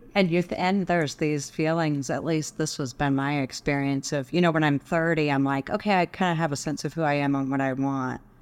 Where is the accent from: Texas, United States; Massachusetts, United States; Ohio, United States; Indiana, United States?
Texas, United States; Dallas; also born or lived in Boulder, Colorado; now in Colorado, United States; I grew up in Dallas.